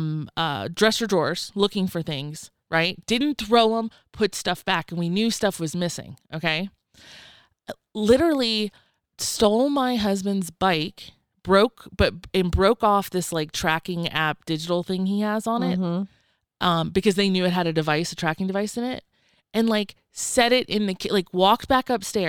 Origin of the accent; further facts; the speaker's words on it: the South, United States; I grew up in the South. Rednecks love their fucking coin jars, okay?